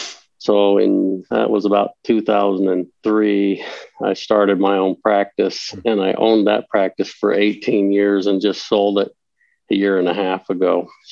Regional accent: Eastern Idaho, United States; moved away as an adult; also born or lived in Northern Utah / Walla Walla, Washington / Washington State; now in Castle Rock, Colorado, United States; I'm from Eastern Idaho. Grew up in Northern Utah and Eastern Idaho. And then now I live currently in Castle Rock, Colorado, which is a suburb of Denver. It's back about smack dab between Denver and Colorado Springs.

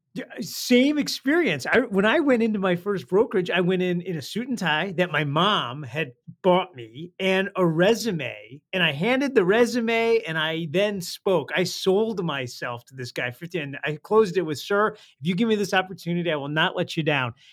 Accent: Detroit, Michigan, United States; I grew up in Detroit

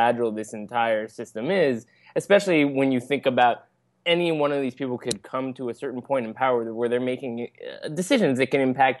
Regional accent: New York City, New York, United States; as a New Yorker

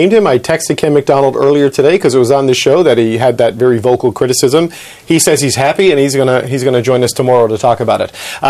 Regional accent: St. John's, Newfoundland and Labrador, Canada; He'll be in my hometown of St. John's, Newfoundland, tomorrow night

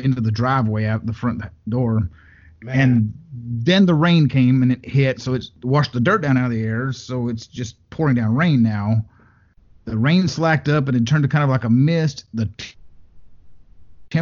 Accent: West Texas near Lubbock, United States; I grew up out in West Texas near Lubbock

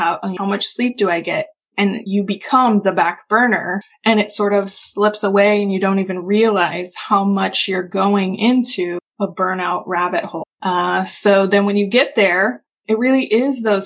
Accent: Kansas area, United States; also born or lived in Michigan; I am from the Kansas area

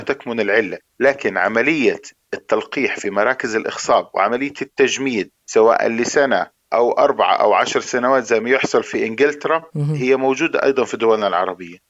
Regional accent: Jordan; احنا عندنا في الأردن

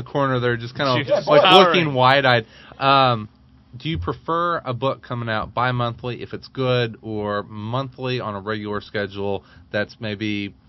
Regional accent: Southern Illinois, United States; I'm a redneck from Southern Illinois.

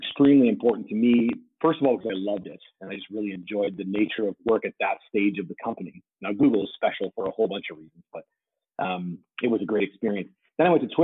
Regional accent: Toronto, Ontario, Canada; I'm a Canadian tech and media guy who never left Toronto

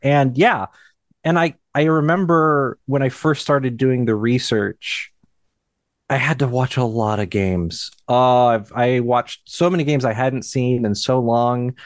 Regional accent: Cedar Rapids, Iowa, United States; I'm from Cedar Rapids

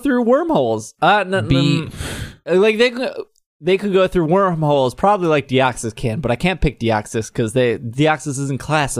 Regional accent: Southington, Connecticut, United States; I am from Southington, Connecticut.

